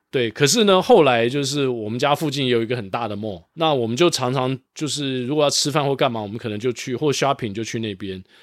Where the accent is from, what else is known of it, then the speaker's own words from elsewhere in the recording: Taiwan; also born or lived in Singapore; 我们台湾人